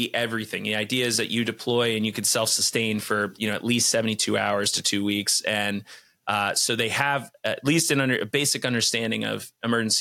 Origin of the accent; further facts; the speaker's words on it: Vermont, United States; I dialed into my home state